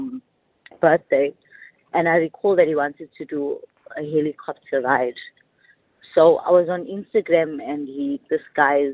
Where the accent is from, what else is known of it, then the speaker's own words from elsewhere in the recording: Durban, KwaZulu-Natal, South Africa; I'm from Durban